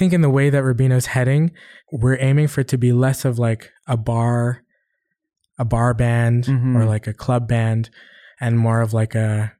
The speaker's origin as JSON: {"language": "English", "country": "Philippines", "lives_now": "Canada", "said": "I feel like there are a lot of stereotypes that come with being a Filipino."}